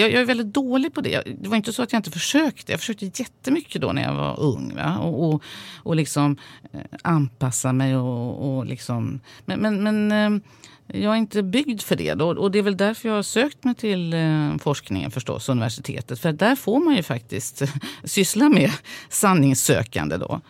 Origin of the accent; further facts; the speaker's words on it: Sweden; jag är ju uppvuxen i Sverige